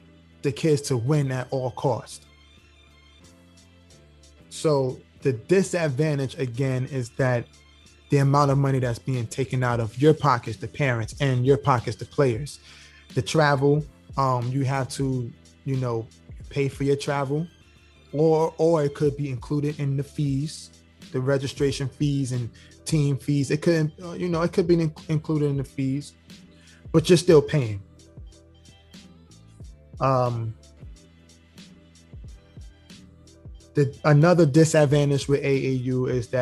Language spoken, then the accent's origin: English; New York City, New York, United States; moved away as an adult; now in Georgia, United States; I live here in Georgia, but I'm from New York, right? And I'm 38 years old now. I moved out of New York when I was about 32. Prior to that, in New York City, the Bronx